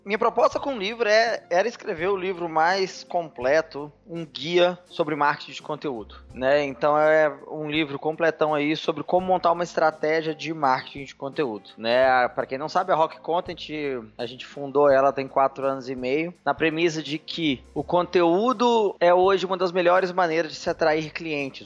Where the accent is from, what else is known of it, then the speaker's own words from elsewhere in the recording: Belo Horizonte, Minas Gerais, Brazil; eu sou mineiro, né? Eu sou de Belo Horizonte